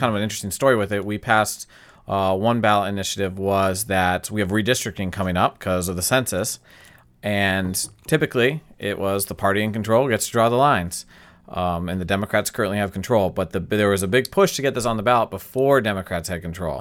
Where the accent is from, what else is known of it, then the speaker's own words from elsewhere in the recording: United States; we, as American